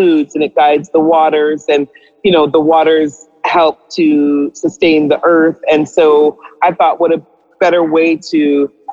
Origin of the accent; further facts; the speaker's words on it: Winnipeg, Manitoba, Canada; also born or lived in Trinidad and Tobago; now in Vancouver, Canada; I grew up in Winnipeg, so there for about 10 years. I wasn't born in Canada. I was born on the beautiful lands of Trinidad and Tobago